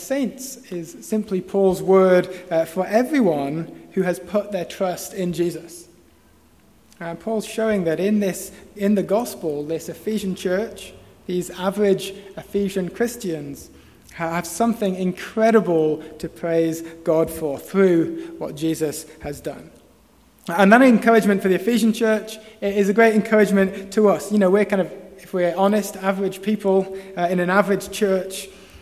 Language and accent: English; Preston, North West England, United Kingdom; moved away; me in my hometown